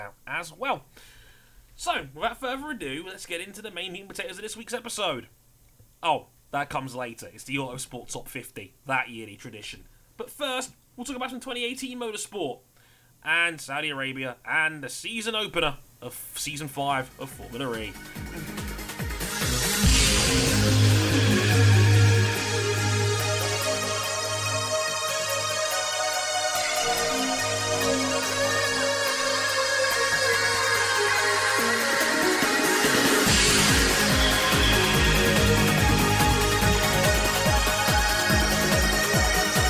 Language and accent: English; United Kingdom; as a British guy